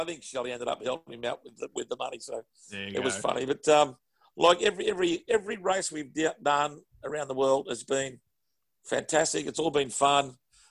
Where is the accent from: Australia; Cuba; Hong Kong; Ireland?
Australia; we looked after each other when we were away, as Australian people do.